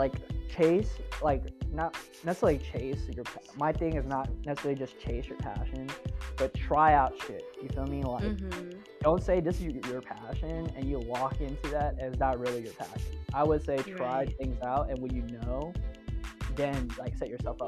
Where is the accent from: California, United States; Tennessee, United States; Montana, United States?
California, United States; Oakland; I'm from Oakland.